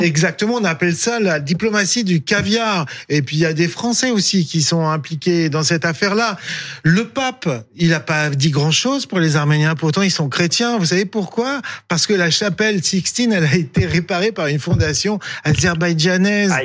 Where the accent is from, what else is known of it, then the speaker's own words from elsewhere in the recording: France; je suis français d'origine arménienne